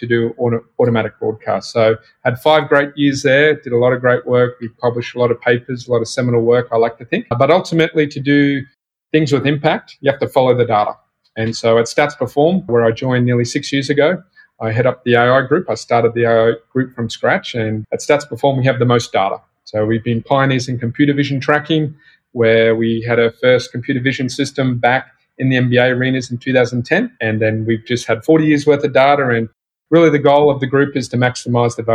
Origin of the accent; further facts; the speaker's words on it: Australia; you probably tell from my accent, I'm from Australia. So born and raised in Australia